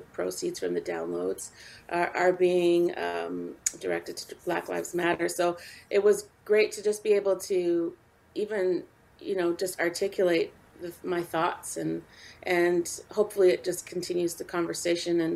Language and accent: English; Canada; I also am involved in a music festival here in my hometown